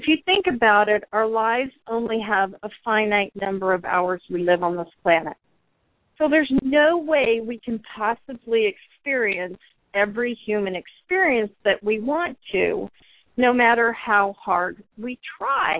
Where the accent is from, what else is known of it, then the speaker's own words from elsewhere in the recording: United States; the pride I had in being an American